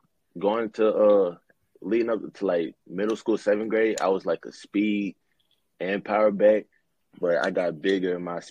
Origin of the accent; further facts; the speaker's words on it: Zachary, Louisiana, United States; I'm from Zach, Louisiana. It's like right outside of Baton Rouge.